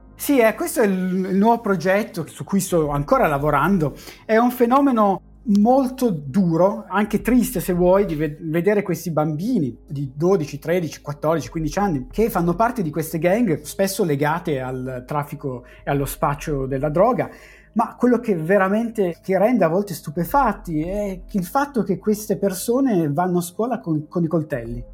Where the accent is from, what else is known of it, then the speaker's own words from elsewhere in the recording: Asti, Piedmont, Italy; moved away as an adult; also born or lived in Turin; now in Cambridge, United Kingdom; io sono nato ad Asti e ho fatto la, le scuole ad Asti, mm, la scuola elementare, le medie, il liceo scientifico